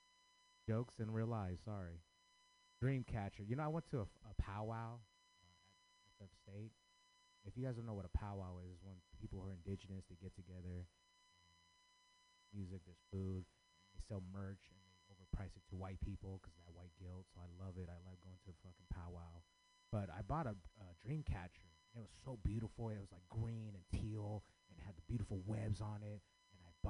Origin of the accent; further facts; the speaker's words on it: San Francisco, California, United States; I grew up in San Francisco.